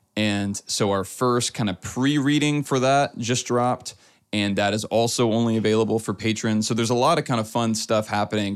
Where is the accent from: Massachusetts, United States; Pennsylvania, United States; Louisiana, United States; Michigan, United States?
Louisiana, United States; now in Texas, United States; I'm from Louisiana originally